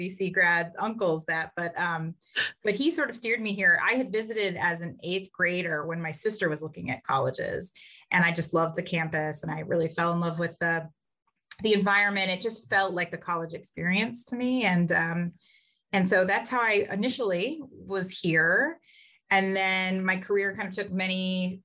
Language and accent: English; Kentucky, United States; moved away as an adult; now in Notre Dame, United States; I grew up in Kentucky, which some people consider Midwest, some people consider South, has a little bit of both